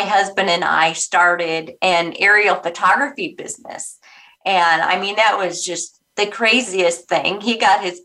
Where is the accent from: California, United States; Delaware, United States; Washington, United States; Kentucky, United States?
California, United States; Orange County; I'm actually a California girl. I grew up in Orange County